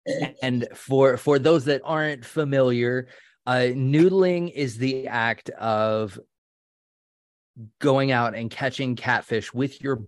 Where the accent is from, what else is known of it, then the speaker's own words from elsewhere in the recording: the South, United States; I am from the South